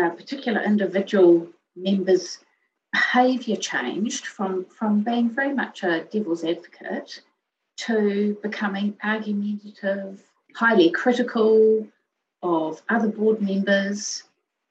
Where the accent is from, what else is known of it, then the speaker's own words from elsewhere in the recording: Melbourne, Victoria, Australia; moved away as an adult; also born or lived in Hamilton, New Zealand; now in New Zealand; we originally started out in New Zealand in a city called Hamilton. And then we moved across to Melbourne.